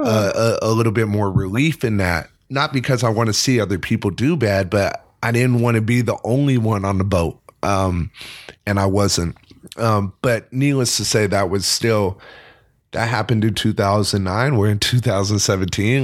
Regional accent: California, United States; moved away as an adult; now in New York City, United States; I'm very proud to be from California

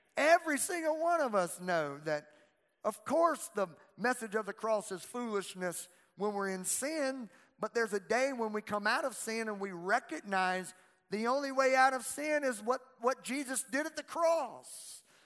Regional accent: Louisiana, United States; I'm from Louisiana

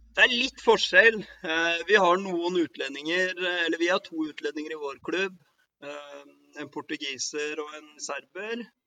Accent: Oslo, Norway; moved away as an adult; also born or lived in Northern Norway / Førde; now in Faroe Islands; jeg er jo fra Kampen, da. Eh, Nordmannsgata

